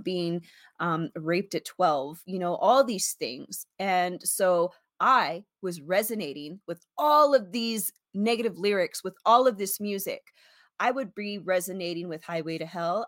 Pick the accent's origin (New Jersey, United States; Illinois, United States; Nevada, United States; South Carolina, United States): Nevada, United States; Las Vegas; also born or lived in San Antonio, Texas; I was raised in Las Vegas, born in San Antonio, Texas, raised in Las Vegas